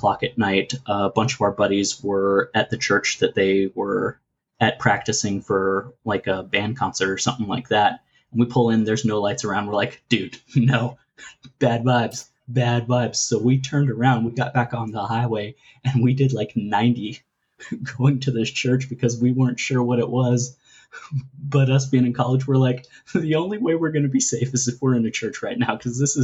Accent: Florida, United States; moved away; also born or lived in Texas; I grew up in Florida too.

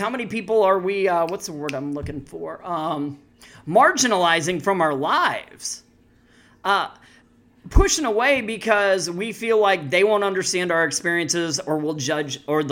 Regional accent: Missouri, United States; I'm from Missouri.

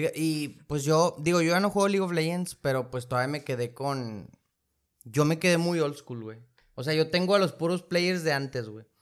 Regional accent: Mexico; nosotros que somos de México

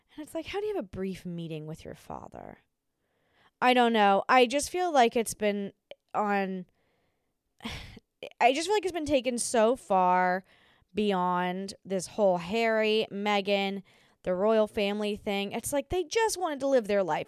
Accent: Australia; I'm Australian

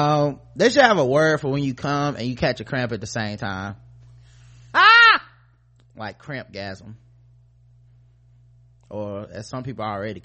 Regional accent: Pennsylvania, United States; I'm from Pennsylvania.

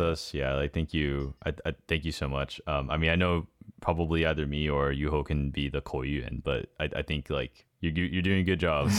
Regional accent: United States; I'm Asian American

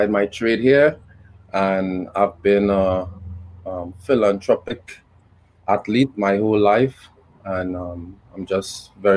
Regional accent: Trinidad & Tobago; moved away as an adult; also born or lived in Connecticut, United States; now in United States; I am from Trinidad and Tobago.

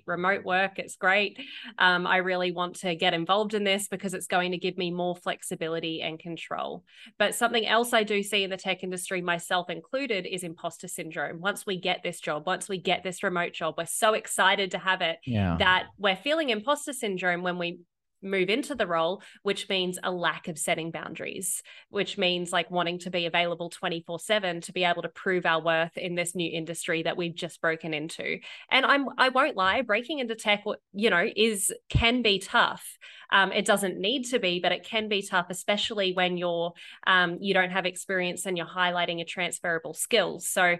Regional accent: Australia; moved away; As an Aussie

